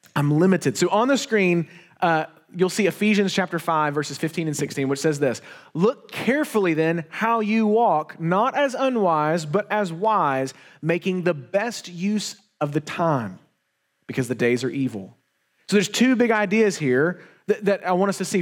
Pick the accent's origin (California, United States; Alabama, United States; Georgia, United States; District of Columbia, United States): Alabama, United States; Wetumpka; also born or lived in Montgomery, Alabama; when we were younger, we moved into a, a new house. We moved from Montgomery to Wetumpka